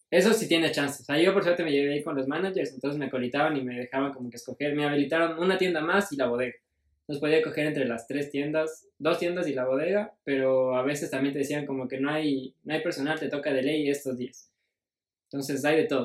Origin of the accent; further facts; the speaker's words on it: Ecuador; soy ecuatoriano